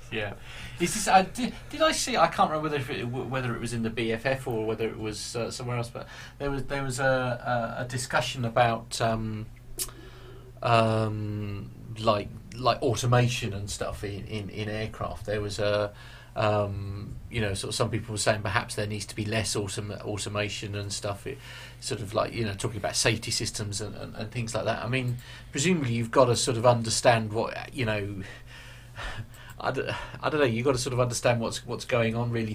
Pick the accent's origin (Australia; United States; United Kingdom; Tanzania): United Kingdom; being British